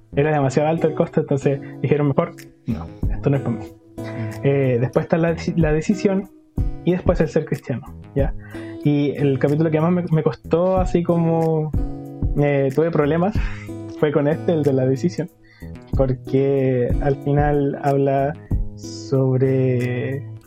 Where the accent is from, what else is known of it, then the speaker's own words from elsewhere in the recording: Los Lagos, Los Ríos, Chile; also born or lived in Concepción; soy de la ciudad de Los Lagos, de la comuna de Los Lagos, de la región de Los Ríos, ya, al sur de Chile.